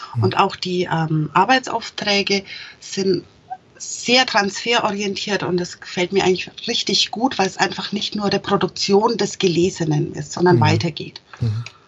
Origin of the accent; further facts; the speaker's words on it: Franconia, Germany; als Franke.